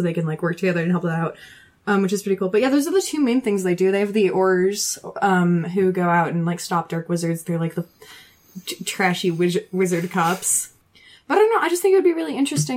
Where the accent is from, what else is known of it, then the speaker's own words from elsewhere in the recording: the South, United States; I'm from the South